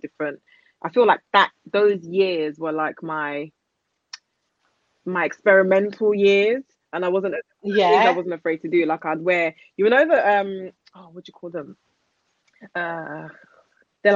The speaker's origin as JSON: {"language": "English", "region": "London", "country": "United Kingdom", "tie": "born or raised there", "said": "I grew up in East London."}